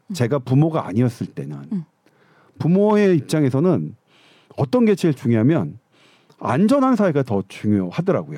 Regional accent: South Korea; 저는 한국인이니까요

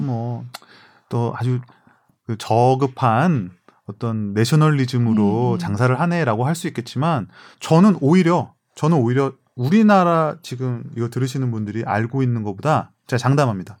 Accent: South Korea

